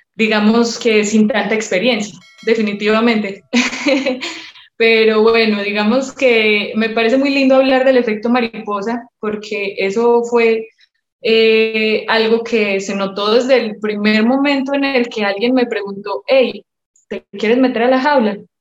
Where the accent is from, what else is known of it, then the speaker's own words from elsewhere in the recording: Medellín, Antioquia, Colombia; moved away as an adult; also born or lived in South Carolina, United States / New Jersey, United States / Mexico; yo soy de Medellín, Colombia